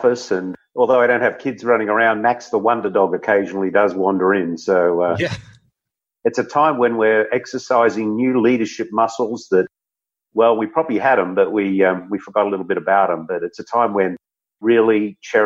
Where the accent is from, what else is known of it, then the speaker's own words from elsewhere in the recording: Australia; moved away as an adult; now in San Diego, United States; I'm an Aussie